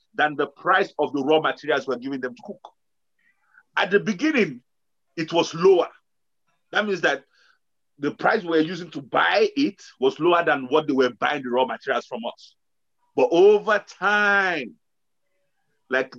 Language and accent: English; Osun, Nigeria; we come from a region in Nigeria where cocoa grows like backyard. It just grows. It becomes even a nuisance. Where we come from Osun State